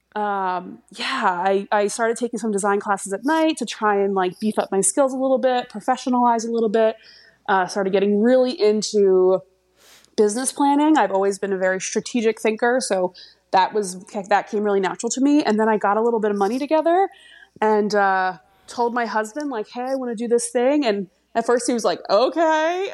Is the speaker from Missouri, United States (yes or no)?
no; Delaware County, Pennsylvania, United States; now in France; I'm from Delaware County, Pennsylvania